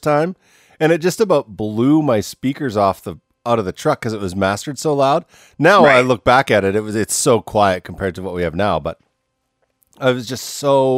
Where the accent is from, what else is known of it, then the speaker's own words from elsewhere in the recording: Canada; I grew up in Canada